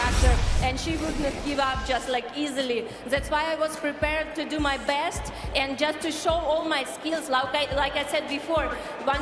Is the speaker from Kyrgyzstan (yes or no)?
yes; Kyrgyzstan; my home country, Kyrgyzstan